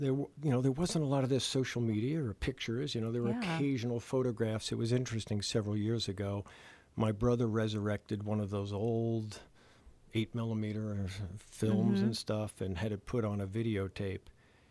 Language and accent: English; New Jersey, United States; moved away as an adult; I'm a refugee from New Jersey, and born and raised there for the first 18 years of my life. And, you know, it was home right outside New York City, post-World War II town.